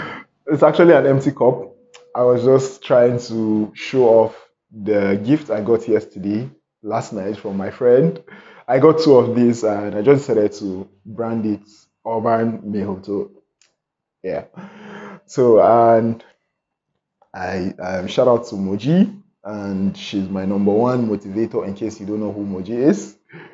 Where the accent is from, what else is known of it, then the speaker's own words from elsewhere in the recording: Kaduna, Kaduna State, Nigeria; also born or lived in Lagos / Delta State; now in Abuja, Nigeria; oh, I was born in Lagos and then I moved to Kaduna, but I'm actually from Delta State.